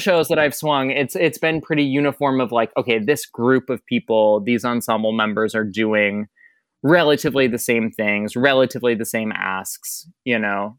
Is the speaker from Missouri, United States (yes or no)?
no; Michigan, United States; moved away as an adult; also born or lived in Boston; I grew up in Michigan.